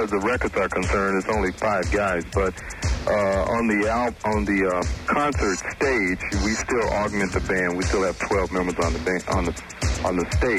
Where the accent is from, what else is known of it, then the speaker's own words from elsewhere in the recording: Chicago, Illinois, United States; now in Los Angeles, United States; I'm from Chicago also.